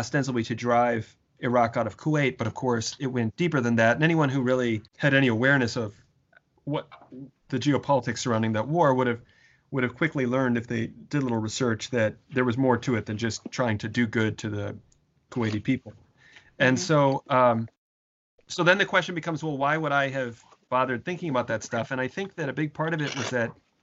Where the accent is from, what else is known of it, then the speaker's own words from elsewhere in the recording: St. Paul, Minnesota, United States; I was born I was raised in Minnesota, outside of St. Paul, Minnesota, in a working class suburb of St. Paul